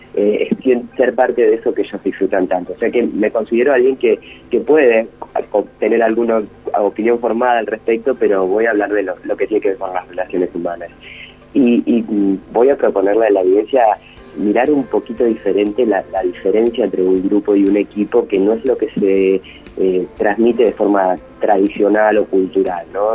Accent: Argentina; lo hermoso que es ser argentino

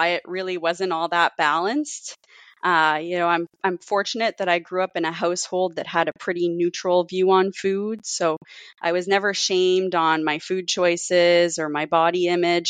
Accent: Cape Breton, Nova Scotia, Canada; moved away; growing up in Cape Breton

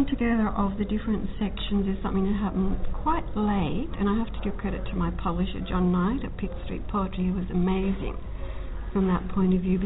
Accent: Queensland, Australia; moved away; also born or lived in Sydney / Lake Macquarie; the little towns that I grew up in Queensland.

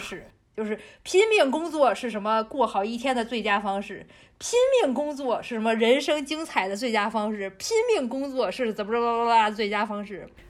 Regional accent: China; 这在我们中国人来看来，这都是不可能的事情

